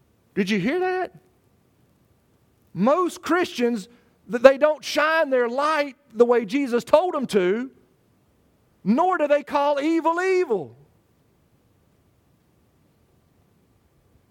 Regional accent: Charlotte, North Carolina, United States; moved away; a newspaper in Charlotte from my hometown

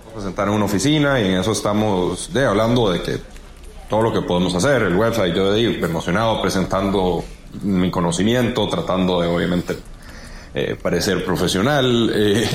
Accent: Costa Rica; como buenos ticos celebrantes

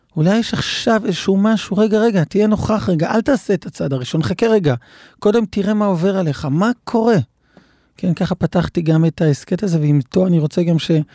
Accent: Israel; במושב שבו גדלתי

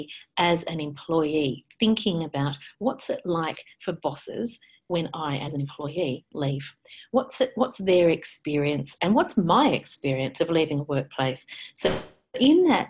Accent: Australia

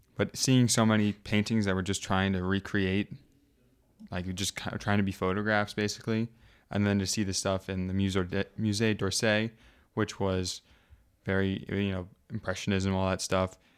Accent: United States; accent: American; moved away as an adult; now in Belgium; I started speaking with my American French accent.

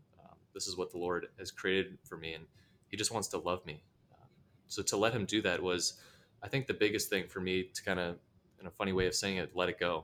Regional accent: Rockford, Illinois, United States; growing up in Rockford

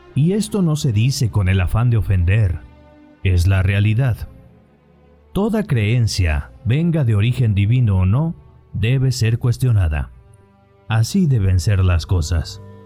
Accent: Mexico; nos ha traído esta imagen como mexicanos

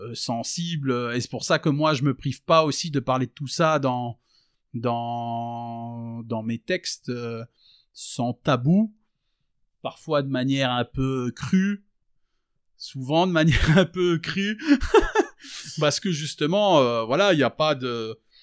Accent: Verdun, Grand Est, France; moved away as an adult; now in Liège, Belgium; je suis né en France, j'ai grandi en France. Et donc, euh, j'ai grandi donc euh, à Verdun, la moitié de mon enfance, l'autre moitié dans un petit village euh, juste à côté

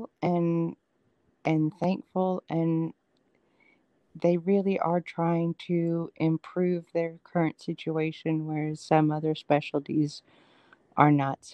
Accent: Atlanta, Georgia, United States; moved away as an adult; also born or lived in Los Angeles, California; now in Birmingham, United States; I was born actually in Los Angeles and raised in Atlanta

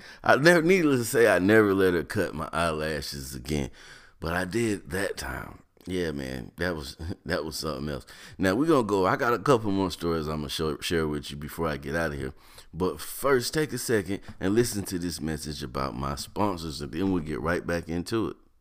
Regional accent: North Carolina, United States; moved away; also born or lived in Ohio; growing up in North Carolina, moving to Ohio

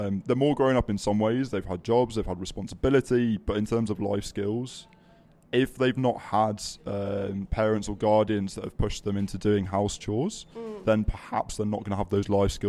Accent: Yorkshire and the Humber, United Kingdom; moved away as an adult; also born or lived in Birmingham; I'm a Yorkshireman.

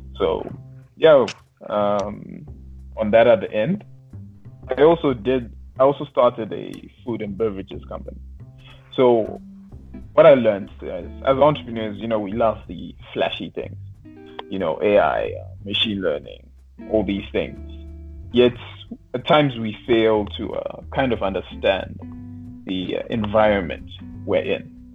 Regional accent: Zimbabwe; I was I was raised in Zimbabwe

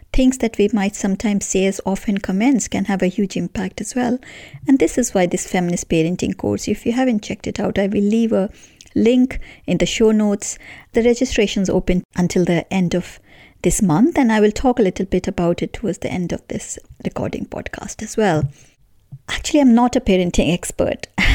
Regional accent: India; moved away as an adult; now in United Kingdom; I grew up in India in a relatively homogeneous society

